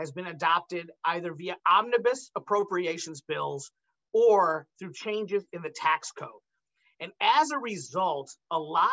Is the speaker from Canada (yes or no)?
no; Kentucky, United States; I'm a Republican from Kentucky who worked for Mitch McConnell